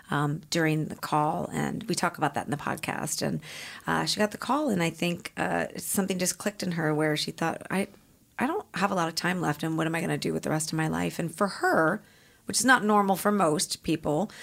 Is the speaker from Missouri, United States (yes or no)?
yes; St. Louis, Missouri, United States; moved away as an adult; now in Los Angeles, United States; I was from St. Louis